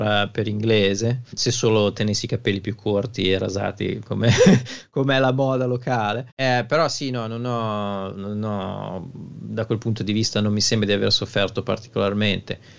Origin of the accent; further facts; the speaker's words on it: Italy; moved away as an adult; now in Stockport, United Kingdom; sono cresciuto in periferia in Italia